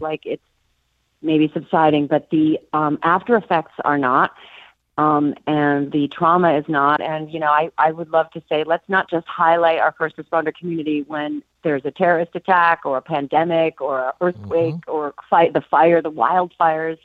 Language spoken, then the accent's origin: English; Minneapolis, Minnesota, United States; moved away; I'm from Minneapolis originally